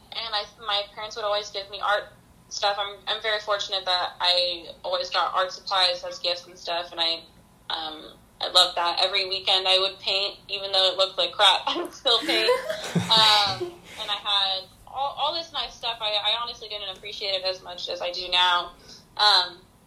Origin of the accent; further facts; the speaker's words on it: Colorado, United States; also born or lived in Santa Monica, California; I'm originally from California. I was born in Santa Monica. I lived here for about 4 years. And then we moved out to Colorado in 2004, 2005